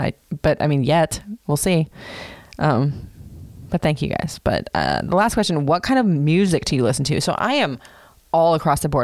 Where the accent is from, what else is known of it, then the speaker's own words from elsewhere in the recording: Florida, United States; I grew up in Florida